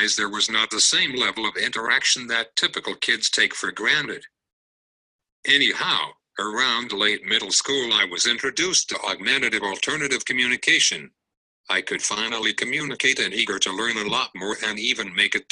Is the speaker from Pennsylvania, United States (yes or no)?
no; Cupertino, California, United States; I grew up in Cupertino in the South Bay